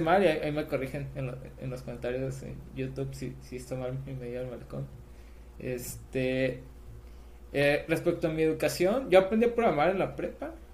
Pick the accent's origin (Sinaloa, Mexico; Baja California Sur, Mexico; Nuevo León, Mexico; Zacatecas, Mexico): Sinaloa, Mexico; Mazatlán; also born or lived in Escuinapa, Sinaloa; yo soy sinaloense, o sea, de, yo nací en Espinapa, Sinaloa